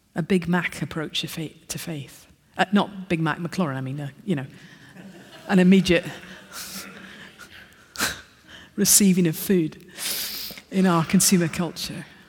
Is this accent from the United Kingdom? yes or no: yes; Scotland, United Kingdom; accent: Scottish; I'm Scottish, sorry. So I've got Scottish pronunciations